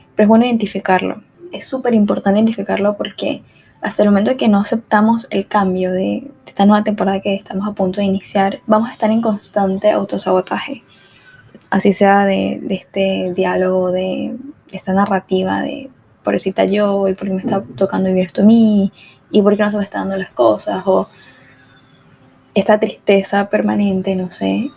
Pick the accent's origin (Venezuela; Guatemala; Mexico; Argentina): Venezuela; moved away as an adult; yo soy de Venezuela, obviamente el acento